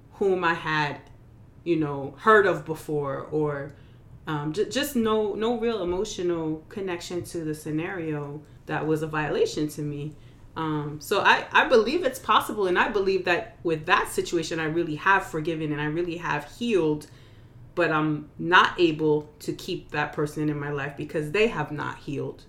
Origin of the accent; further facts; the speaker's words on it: New York, United States; now in North Carolina, United States; I'm from New York originally, and it's reminding me of home.